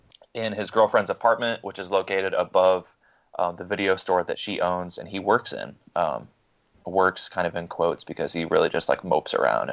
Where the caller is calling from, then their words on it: Greensboro, North Carolina, United States; I'm recording from Greensboro, North Carolina.